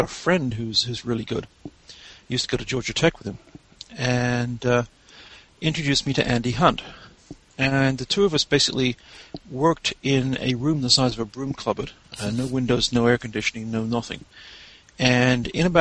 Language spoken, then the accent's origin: English; England, United Kingdom; moved away as an adult; also born or lived in Godalming, England; now in Texas, United States; I'm English